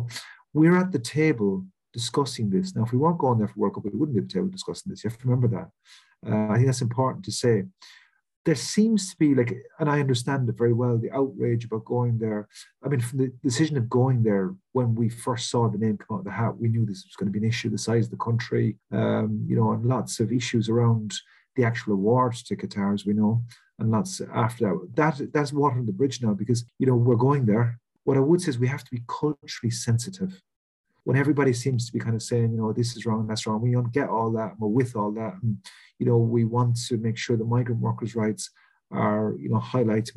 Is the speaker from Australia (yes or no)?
no; West Coast of Ireland, west of Ireland, Ireland; moved away as an adult; now in Wales, United Kingdom; I grew up in Ireland on the West Coast, which is a mecca for tourism.